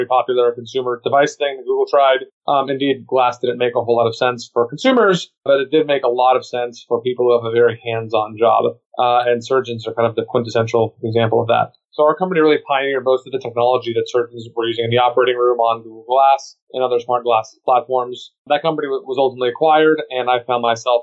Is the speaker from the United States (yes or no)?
yes; Austin, Texas, United States; also born or lived in New York; I was born and raised in Austin